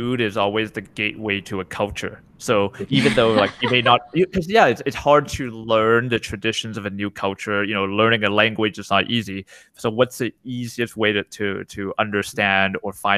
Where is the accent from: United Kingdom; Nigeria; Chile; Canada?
Canada; I'm Canadian, right? I was born here